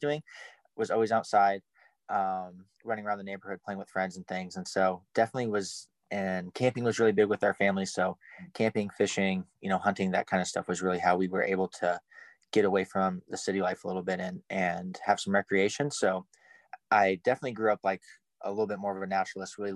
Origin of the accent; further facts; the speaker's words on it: Omaha, Nebraska, United States; So I'm from North Omaha. I grew up in Omaha, specifically a little bit more in North Omaha